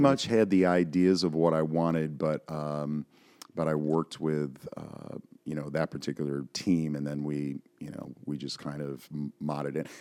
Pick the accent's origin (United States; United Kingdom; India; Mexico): United States; Buffalo, New York; I'm from Buffalo, so, you know, Western New York.